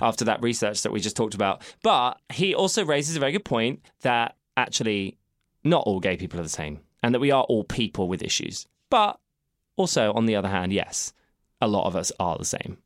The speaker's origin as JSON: {"language": "English", "country": "United Kingdom", "said": "we're being British"}